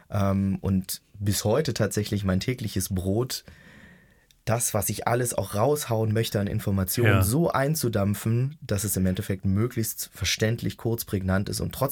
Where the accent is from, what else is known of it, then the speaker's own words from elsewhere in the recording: Brandenburg, Germany; Ich bin in Brandenburg